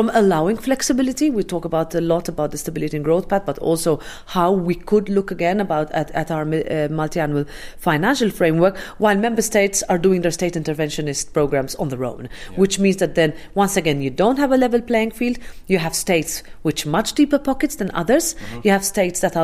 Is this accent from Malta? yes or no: yes; Malta; I'm Maltese